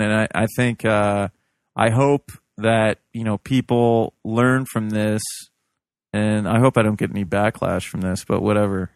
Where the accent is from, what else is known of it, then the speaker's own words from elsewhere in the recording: Midwest, United States; I'm a Midwesterner. I'm a, a hillbilly.